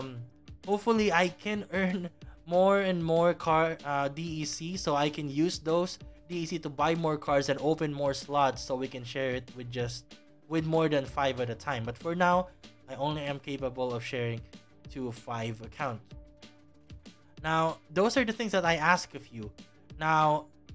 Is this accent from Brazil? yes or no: no; Philippines; my home country, the Philippines